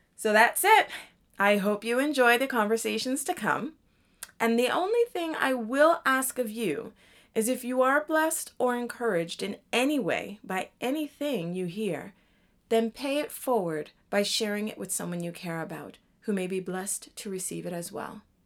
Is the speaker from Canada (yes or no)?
yes; Toronto, Ontario, Canada; also born or lived in Jamaica (ancestry); now in Washington, D.C. area, United States; I'm also Jamaican, which means I am originally from Toronto, Canada, and I was raised in a Jamaican culture